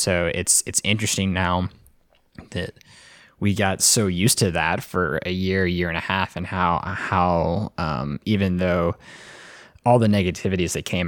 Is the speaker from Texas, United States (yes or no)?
yes; Arlington, Texas, United States; I technically grew up in Arlington